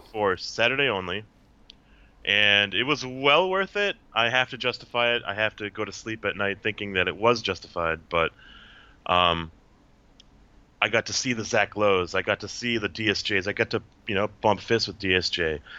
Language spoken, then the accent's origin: English; Minnesota, United States; moved away as an adult; now in Seattle, United States; Born and raised in Minnesota, and I'm in Seattle now